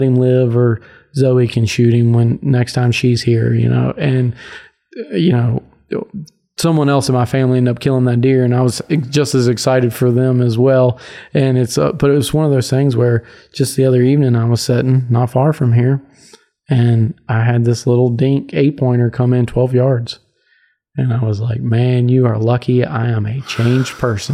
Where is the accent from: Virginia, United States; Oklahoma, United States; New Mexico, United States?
Virginia, United States; growing up in Virginia, hunting public land